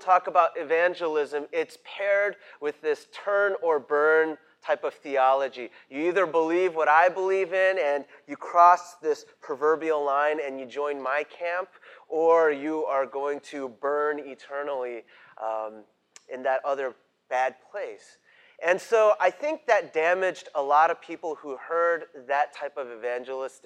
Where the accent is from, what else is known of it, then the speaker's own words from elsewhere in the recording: New York City, New York, United States; also born or lived in Great Neck, Long Island, New York; I grew up in Queens